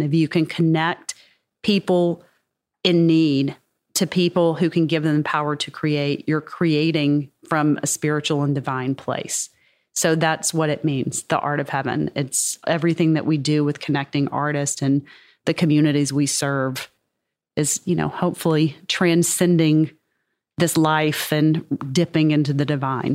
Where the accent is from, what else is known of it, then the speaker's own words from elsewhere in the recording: Mississippi, United States; I am from Mississippi